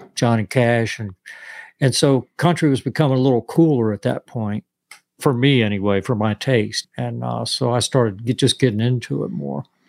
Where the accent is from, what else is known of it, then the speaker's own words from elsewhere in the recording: West Palm Beach, Florida, United States; moved away; also born or lived in New York / Nashville; I grew up in West Palm Beach, Florida